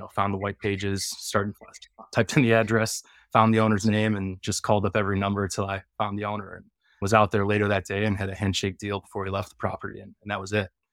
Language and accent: English; Chicago, Illinois, United States; I'm from Chicago